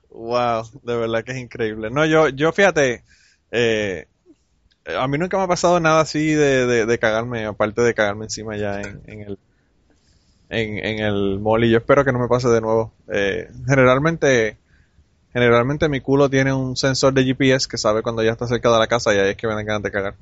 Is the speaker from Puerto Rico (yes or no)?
yes; Utuado, Puerto Rico; Ese tiempo yo estaba en Utuado. Eh, vivía en Utuado, eh, que es en el centro de la isla. Y es como en, aquella época era como una hora y media de San Juan a Utuado. y yo iba a regresar para, para mi pueblo